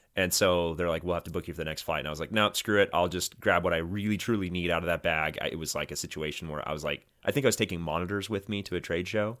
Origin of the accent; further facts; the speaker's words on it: Oregon coast, United States; I grew up on the Oregon coast